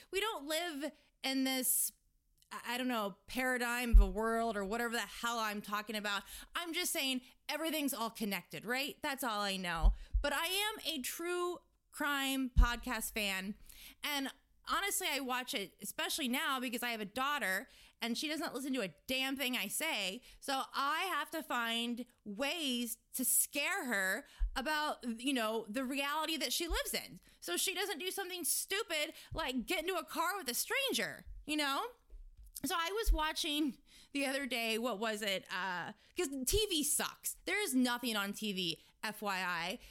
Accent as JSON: {"language": "English", "region": "Indiana", "country": "United States", "tie": "born or raised there", "said": "I'm from Indiana"}